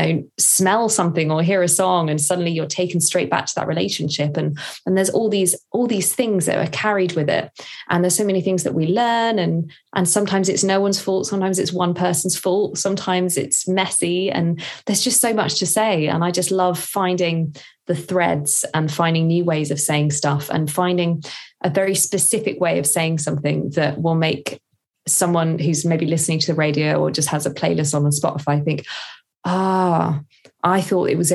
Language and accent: English; Woking, South East England, United Kingdom; moved away as an adult; also born or lived in Durham; now in London, United Kingdom; I am from Woking in Surrey. So from the South, and then studied in the North in Durham, and then moved to London